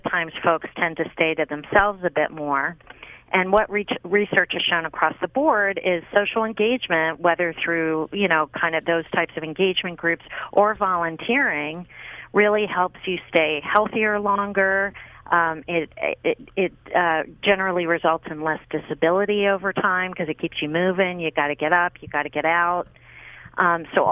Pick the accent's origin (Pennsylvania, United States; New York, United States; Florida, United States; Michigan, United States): Pennsylvania, United States; Pittsburgh; I grew up in Pittsburgh, Pennsylvania, and I grew up with all of them